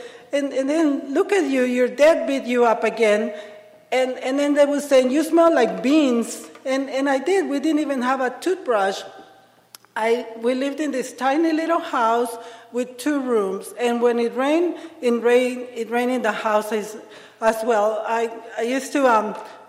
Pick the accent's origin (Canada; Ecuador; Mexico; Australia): Mexico; Ensenada, Baja California; English is a second language; moved away as an adult; now in Seattle, United States; I am from Mexico, from Ensenada, Baja California. It's a drinking town.